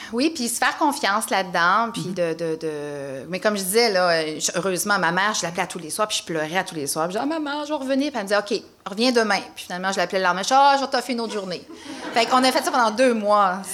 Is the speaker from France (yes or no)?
no; Rouyn-Noranda, Quebec, Canada; je viens de Rouen, North Bay